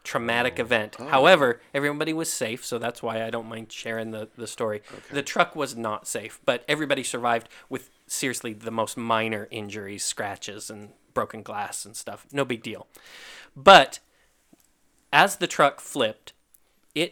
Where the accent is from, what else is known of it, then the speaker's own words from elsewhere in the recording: Kentucky, United States; moved away; also born or lived in Idaho; I'm from Kentucky. I grew up in Kentucky